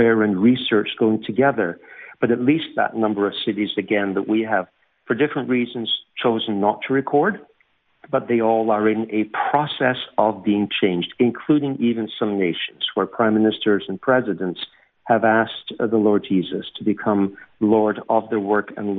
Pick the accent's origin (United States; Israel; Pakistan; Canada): Canada; accent: subtle blend of Scottish and Canadian; also born or lived in Scotland / England; I'm actually Scottish, but when I was young, we went to live in Canada when I was youngest member of the family, so I had no say on that matter, but grew up in the Canadian culture